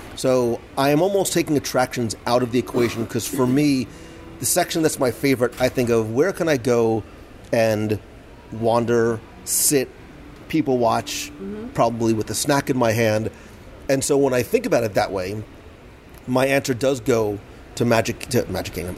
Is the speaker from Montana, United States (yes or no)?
no; Plainfield, New Jersey, United States; I grew up in Plainfield, New Jersey